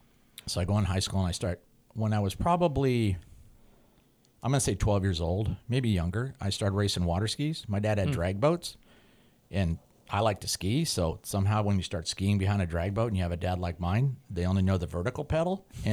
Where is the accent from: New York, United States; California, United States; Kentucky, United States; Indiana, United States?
California, United States; Highland Park; also born or lived in Glendale; I was born in Glendale and then we lived in Highland Park and it was Timpton Way